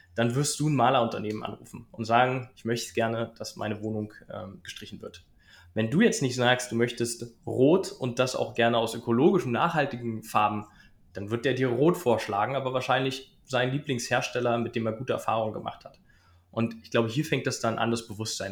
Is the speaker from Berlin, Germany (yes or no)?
yes; Berlin, Germany; ich komme aus Berlin